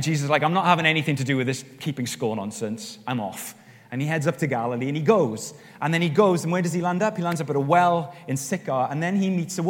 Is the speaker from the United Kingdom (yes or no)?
yes; Wales, United Kingdom; I'm Welsh